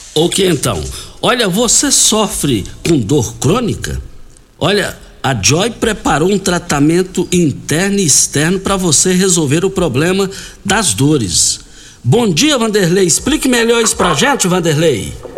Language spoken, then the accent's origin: Portuguese; Brazil; Fomos criados juntos no Parque Bandeirante